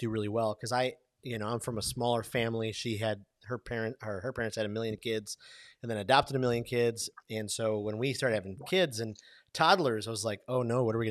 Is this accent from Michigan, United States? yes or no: yes; Detroit, Michigan, United States; I grew up in Detroit